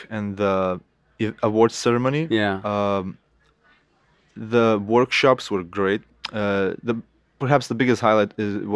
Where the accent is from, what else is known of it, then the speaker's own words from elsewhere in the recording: Lithuania; first language Lithuanian; English is a second language; I could say some words in my in my mother tongue, Lithuanian, to all the artists out there in Lithuania